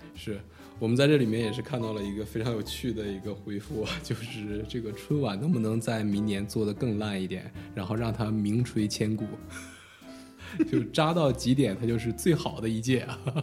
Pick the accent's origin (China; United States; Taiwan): United States; 我可能也是因为在美国长大吧